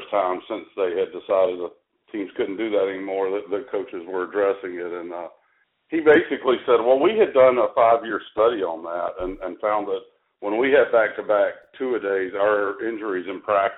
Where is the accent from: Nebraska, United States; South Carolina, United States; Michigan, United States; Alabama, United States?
Alabama, United States; Tuscaloosa; I grew up in Tuscaloosa